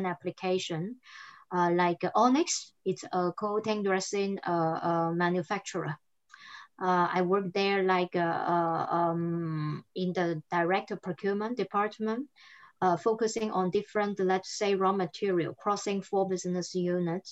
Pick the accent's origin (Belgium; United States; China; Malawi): China; southern China; first language Cantonese; English is a second language; moved away as an adult; also born or lived in France; now in Europe; I'm Chinese, but I've been like 12 years here in Europe, and I speak English, French, and Chinese. I grew up in the southern part of China. My mother tongue was Cantonese